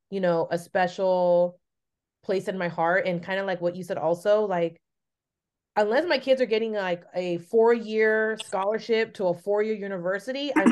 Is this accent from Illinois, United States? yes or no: no; San Francisco, California, United States; also born or lived in Los Altos; I grew up in San Francisco.